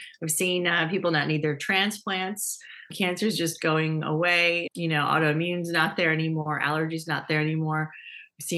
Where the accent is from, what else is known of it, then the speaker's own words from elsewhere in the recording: Dearborn, Michigan, United States; growing up in Dearborn, Michigan